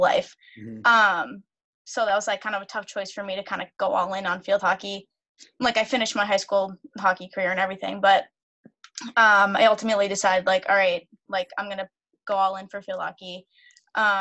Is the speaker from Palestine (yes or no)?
no; Reading, Massachusetts, United States; I grew up in Reading, Mass. I live here now.